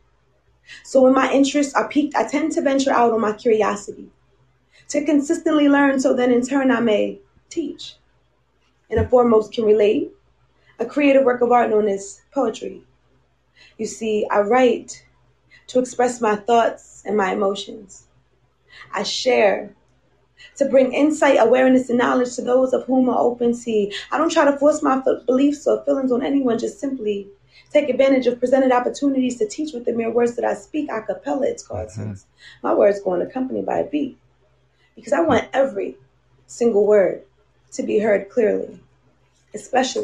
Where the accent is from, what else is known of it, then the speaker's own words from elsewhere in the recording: New Jersey, United States; I'm from New Jersey